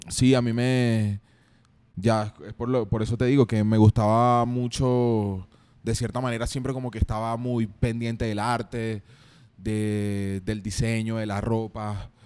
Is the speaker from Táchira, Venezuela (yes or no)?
no; San Joaquín, Carabobo, Venezuela; also born or lived in Guacara; now in Medellín, Colombia; soy de Venezuela, de San Joaquín, Estado Carabobo, nací en Guacara